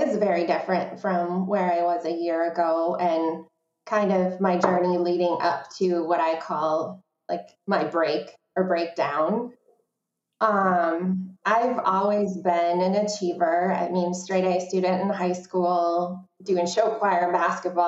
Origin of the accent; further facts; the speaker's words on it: Verona, Wisconsin, United States; opening this new space in Verona, in my hometown